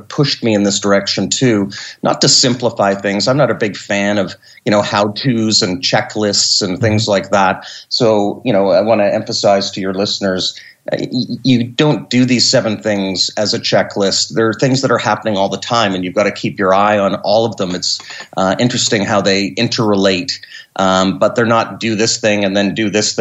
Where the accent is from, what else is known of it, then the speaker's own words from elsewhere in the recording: Canada; I'm a Canadian. I live north of Montreal in Quebec at a ski resort